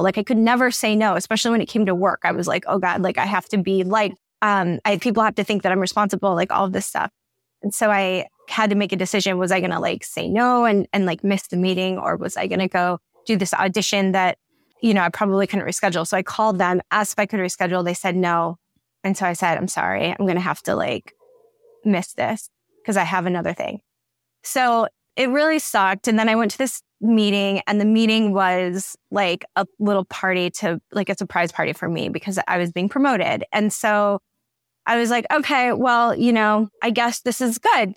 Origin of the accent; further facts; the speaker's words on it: Allen Park, Michigan, United States; also born or lived in Melvindale, Michigan; now in Los Angeles, United States; grew up Like I said, in Allen Park, Melvin Dunn went to Melvin Dunn schools